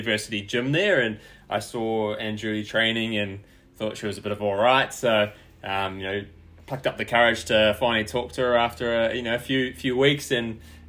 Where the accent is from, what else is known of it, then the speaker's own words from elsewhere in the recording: New Zealand; Both parents are Kiwis, I was born here in New Zealand.